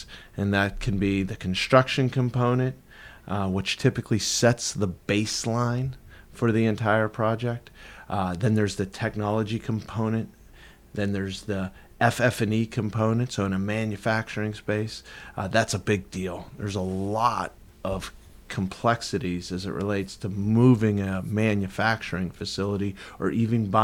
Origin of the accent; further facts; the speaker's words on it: Pittsburgh, Pennsylvania, United States; now in Tampa, United States; I'm from Pittsburgh